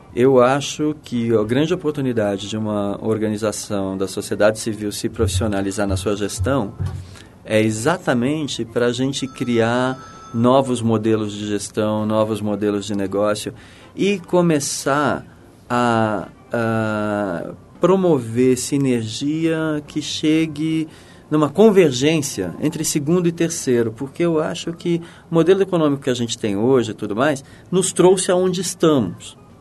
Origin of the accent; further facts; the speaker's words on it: Brazil; moved away as an adult; also born or lived in New York; Eu saí do Brasil